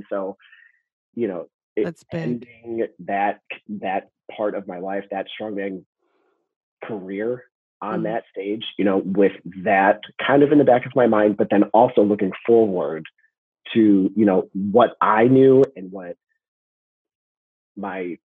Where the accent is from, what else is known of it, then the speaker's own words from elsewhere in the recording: Chicago, Illinois, United States; also born or lived in Highland Park, Illinois; now in Florida, United States; I live in Florida, I was born in Highland Park. So, you know, born and raised in Chicago